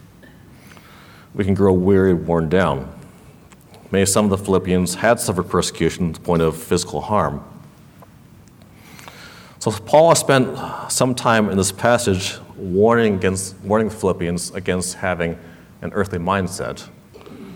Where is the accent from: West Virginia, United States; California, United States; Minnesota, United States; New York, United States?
California, United States; Los Angeles; where I grew up in Los Angeles, there were not a whole lot of Chinese speakers in my neighborhood